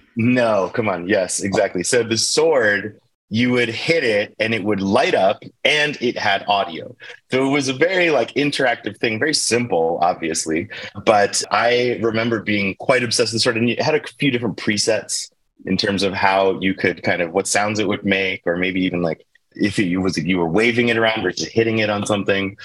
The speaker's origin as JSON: {"language": "English", "town": "Baltimore", "region": "Maryland", "country": "United States", "tie": "born or raised there", "moved": "yes", "said": "I grew up in Baltimore, Maryland, at least for, for my childhood."}